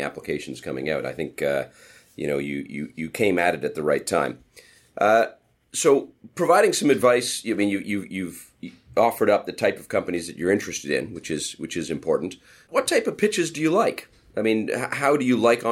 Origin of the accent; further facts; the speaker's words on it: Ottawa, Ontario, Canada; Ottawa's my hometown